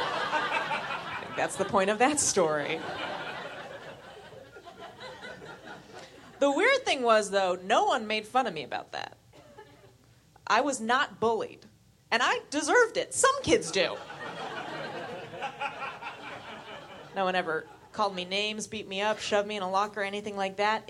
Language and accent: English; San Francisco, California, United States; because I'm from San Francisco, my parents just let me